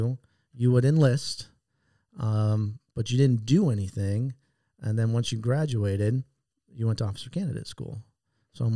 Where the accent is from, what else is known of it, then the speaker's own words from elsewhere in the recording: San Diego, California, United States; Born and raised in San Diego